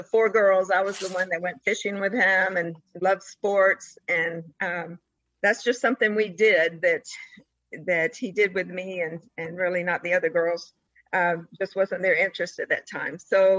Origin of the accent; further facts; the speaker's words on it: Columbus, Georgia, United States; I grew up in Columbus, Georgia